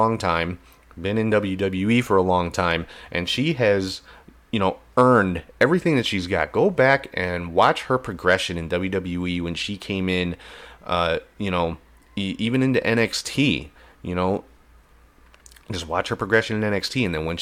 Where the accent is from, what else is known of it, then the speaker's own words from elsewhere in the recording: Ireland; I'm Irish too